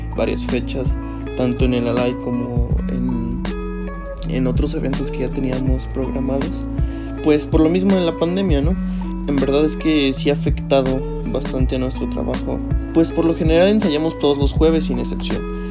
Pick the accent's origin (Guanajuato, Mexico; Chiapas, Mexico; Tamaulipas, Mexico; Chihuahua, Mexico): Guanajuato, Mexico; Celaya; soy de aquí de Salaya, Guanajuato